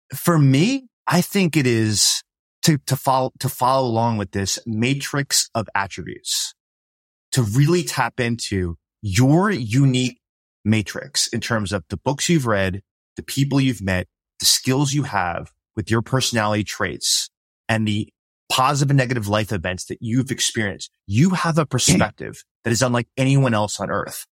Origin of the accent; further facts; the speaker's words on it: New York City, New York, United States; I grew up in New York City